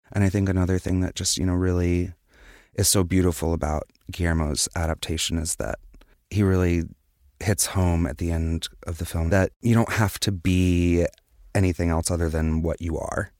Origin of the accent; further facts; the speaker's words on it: Wilmington, North Carolina, United States; I'm from Wilmington, North Carolina